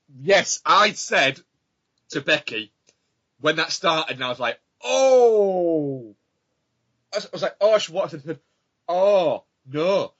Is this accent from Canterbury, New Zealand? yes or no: no; Auckland, New Zealand; I'm from Auckland.